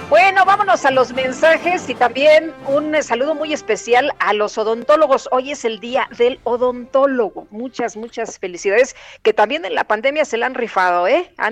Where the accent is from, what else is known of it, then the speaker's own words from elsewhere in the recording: Ixtapaluca, State of Mexico, Mexico; de Iztapaluca